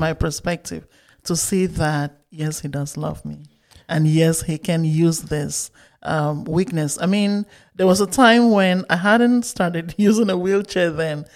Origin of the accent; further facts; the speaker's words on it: Bamenda, Northwest Region, Cameroon; moved away as an adult; I grew up in Bamenda, Cameroon, up until I finished high school.